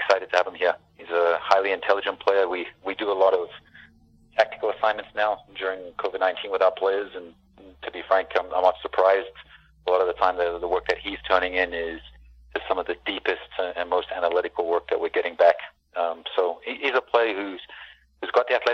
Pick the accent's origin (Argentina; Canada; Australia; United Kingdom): Canada; moved away as an adult; also born or lived in Vancouver; now in United States; as a Canadian